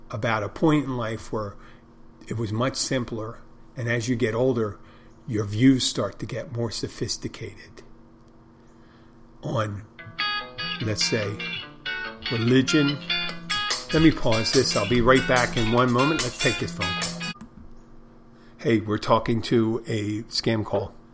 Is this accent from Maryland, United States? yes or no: yes; Odenton, Maryland, United States; I'm from I'm from Odenton, Maryland. Originally.